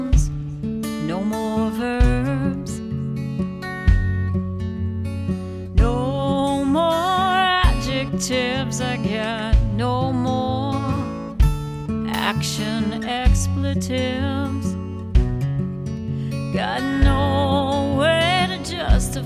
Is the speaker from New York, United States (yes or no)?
yes; New York City, New York, United States; I grew up on the Brooklyn-Queens border